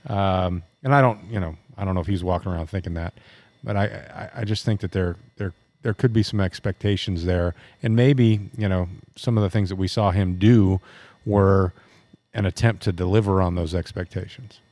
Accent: United States; I'm an American. I was born here

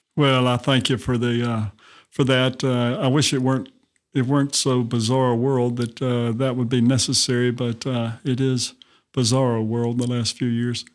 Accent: Montgomery, Alabama, United States; I, uh, grew up in Montgomery, Alabama

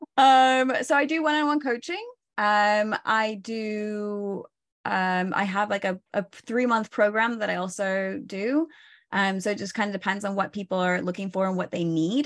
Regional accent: Oregon, United States; moved away as an adult; also born or lived in northern Spain; now in Spain; I'm originally from Oregon.

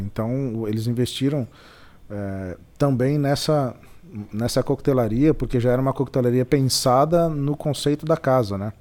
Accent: São Paulo, Brazil; moved away as an adult; also born or lived in London / Bragança Paulista; eu sou de São Paulo, mas meus pais moram em Bragança

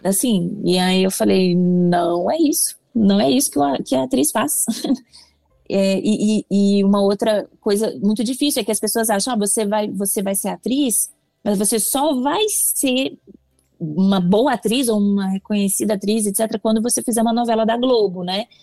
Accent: Belo Horizonte, Minas Gerais, Brazil; moved away as an adult; now in São Paulo, Brazil; Eu sou de Belo Horizonte

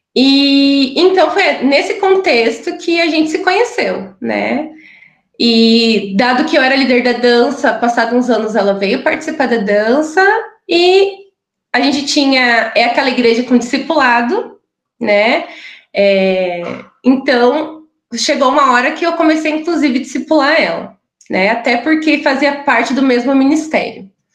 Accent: interior of Paraná, Brazil; moved away as an adult; now in Curitiba, Brazil; nasci no interior do Paraná, né? E, mas já estou aqui em Curitiba já faz quase 13 anos

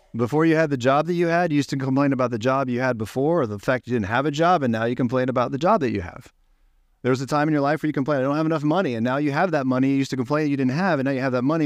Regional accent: Ohio, United States; I'm from Ohio

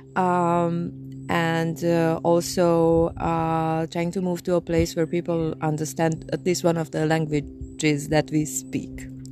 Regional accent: Transylvania, Romania; English is a second language; now in Hungary; I'm from, um, Transylvania, which is a part of Hungary

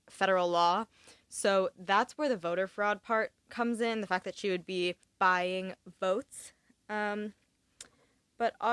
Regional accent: Augusta, Maine, United States; I had my Maine ID and the woman starts talking to me about Maine and I was like, "Oh yeah, like I'm from Augusta."

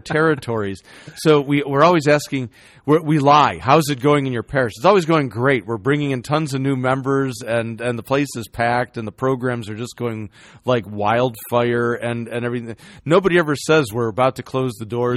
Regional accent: Chicago, Illinois, United States; I, I grew up in Chicago

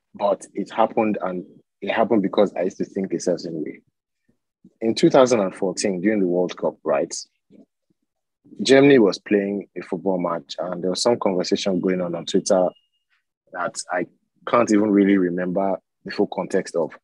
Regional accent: Badagry, Lagos, Nigeria; I'm from Badagry, right, in Nigeria, in Lagos.

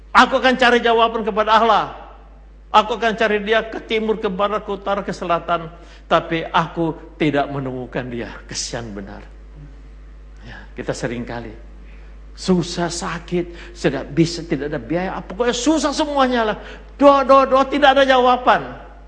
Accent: Makassar, South Sulawesi, Indonesia; Saya orang Makassar

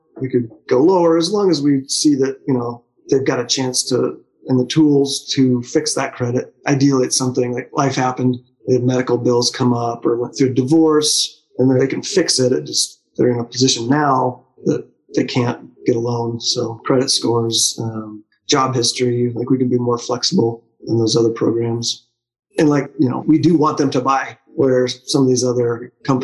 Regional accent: Alaska, United States; I grew up in Alaska, so I'm very outdoorsy

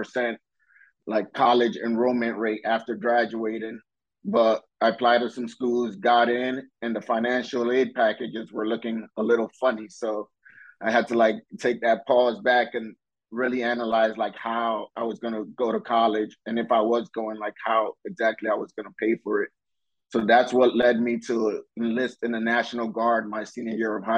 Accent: Jersey City, New Jersey, United States; also born or lived in Ghana; I'm from Jersey City, New Jersey. Was raised there for 2 years. Then I lived in Ghana. Was raised by my grandparents there for about 5 years. came back to the U.S., located in Jersey City

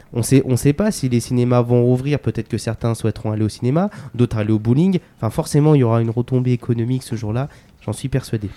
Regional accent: Vierzon, Centre-Val de Loire, France; moi je suis né à Vierzon

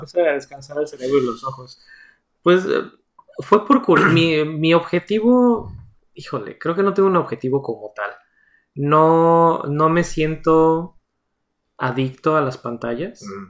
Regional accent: Mexico; moved away as an adult; now in United States; los dos somos de México

